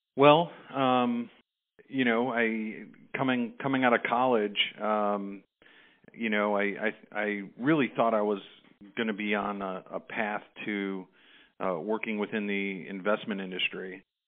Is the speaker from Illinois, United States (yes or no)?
yes; Chicago, Illinois, United States; growing up in Chicago